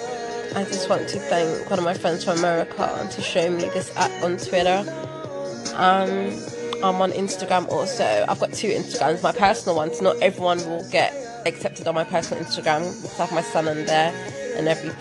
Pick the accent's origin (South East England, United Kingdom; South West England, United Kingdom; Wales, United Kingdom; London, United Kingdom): London, United Kingdom; I am from London town. I'm from England, so I'm from the capital